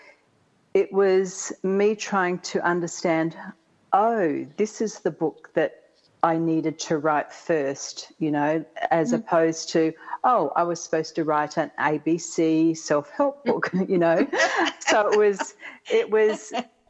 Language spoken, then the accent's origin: English; Australia; moved away as an adult; now in Atlanta, United States; I'm from the even further south called Australia